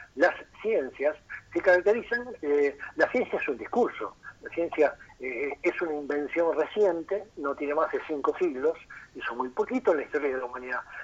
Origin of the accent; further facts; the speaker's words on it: Rocha, Uruguay; moved away as an adult; also born or lived in Montevideo; yo me siento rochense, si bien me fui de Rocha cuando terminé el liceo a los 18 para estudiar a Montevideo y nunca más volví